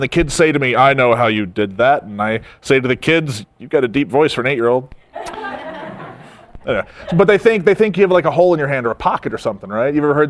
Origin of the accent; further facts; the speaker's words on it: Texas, United States; I'm from Texas.